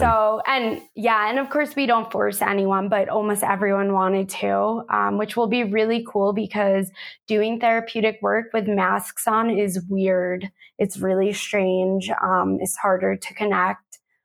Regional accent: United States; also born or lived in Manhattan, New York; now in Sedona, Arizona, United States; I am originally from New York and New Jersey

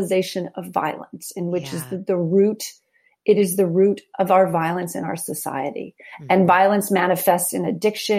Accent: New York City, New York, United States; The Upper West Side of New York City

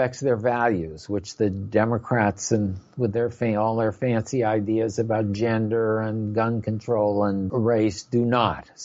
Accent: Silver Spring, Maryland, United States; my hometown of Silver Spring, Maryland

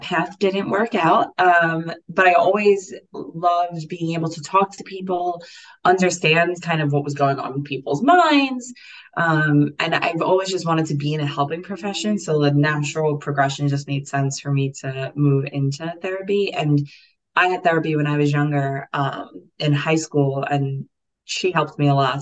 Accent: New York City, New York, United States; I grew up in Staten Island. So I grew up in New York

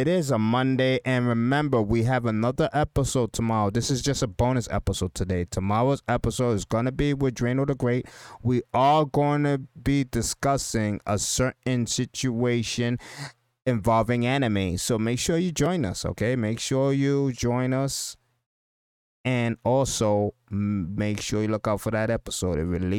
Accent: San Pedro de Macorís, Dominican Republic; moved away; I'm basically a Spanish kid from Dominican Republic. I came here from Dominican Republic. I was basically from San Pedro de Macorís. It's a small town in Dominican Republic. And it was really, it was a really poor town.

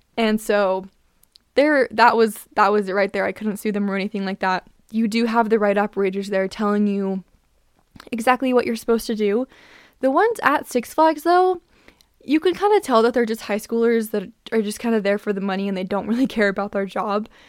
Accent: Utah, United States; I'm from Utah, so I grew up going to this amusement park

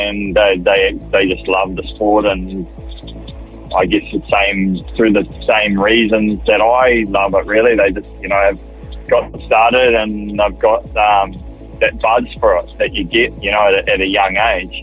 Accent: New Zealand; I put myself in that category as a Kiwi rider

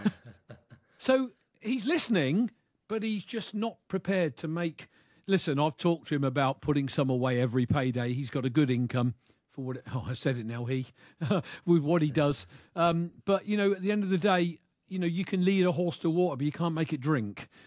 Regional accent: United Kingdom; from the U K

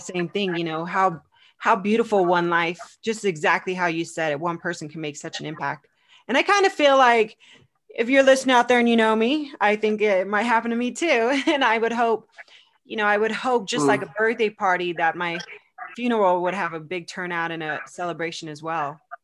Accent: United States; moved away as an adult; also born or lived in Arizona / California; now in Casper, United States; I'm originally from California, Arizona, and this is my first mm. winter I'm doing here

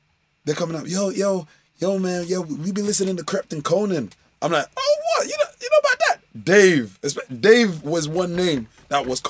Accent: United Kingdom; I was born here all my life, I've got a lot of British ideals, attitudes, experience

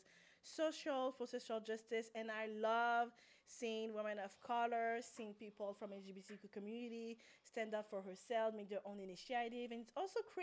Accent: Quebec City, Quebec, Canada; I'm from Quebec City. My background is Haiti, and I'm adopted in transracial family

